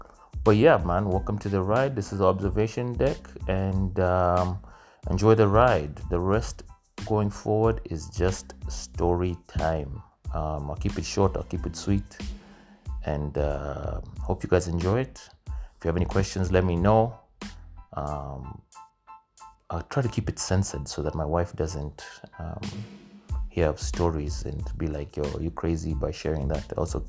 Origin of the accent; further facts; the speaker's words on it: Nairobi, Kenya; also born or lived in Ohio; I'm Kenyan, born and raised in Nairobi, went to school in Ohio